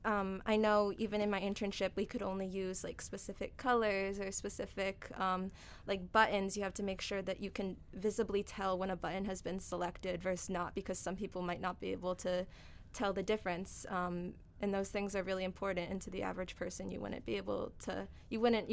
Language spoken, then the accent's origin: English; Massachusetts, United States; moved away as an adult; now in Connecticut, United States; I'm from Massachusetts